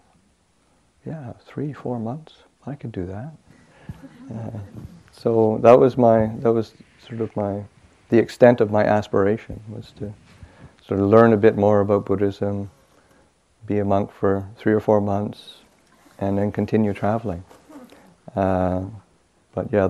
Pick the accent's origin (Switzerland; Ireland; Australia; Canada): Canada; Manitoba; moved away as an adult; I grew up in Canada, northern Canada. I grew up in the province of Manitoba, and it's about 600 miles north of the American border